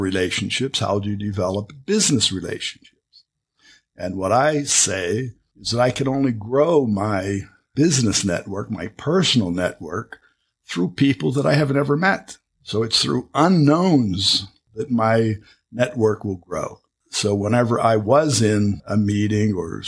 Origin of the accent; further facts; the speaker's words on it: Pittsburgh, Pennsylvania, United States; moved away as an adult; now in Campinas, Brazil; born and lived in Pittsburgh in Pennsylvania, studied and spent most of my early life there in Pittsburgh